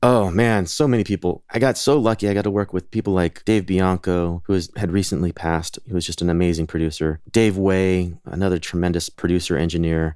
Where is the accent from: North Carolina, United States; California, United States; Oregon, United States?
California, United States; Sacramento; also born or lived in Chico, California; I grew up in Northern California, so not too far away from Chico in Sacramento